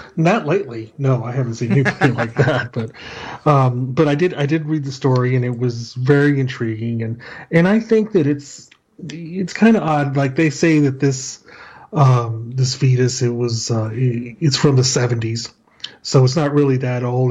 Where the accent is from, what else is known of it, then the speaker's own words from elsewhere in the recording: El Paso, Texas, United States; I'm from El Paso, Texas